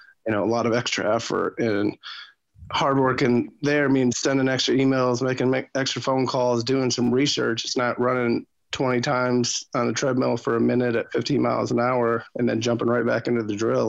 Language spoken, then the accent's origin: English; Michigan, United States; also born or lived in Netherlands; I was from Michigan, where the automotive industry hit it significantly hard.